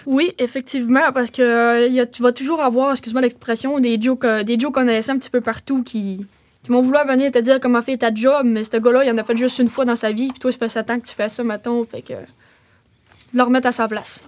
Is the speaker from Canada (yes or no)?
yes; Roberval, Quebec, Canada; also born or lived in Mashteuiatsh / Lac-Saint-Jean area; je suis née à Roberval. Euh, j'habitais là avec mon père, puis euh, ça, a fait, euh, ça fait un bon bout, puis après ça, je suis déménagée à Matabichouan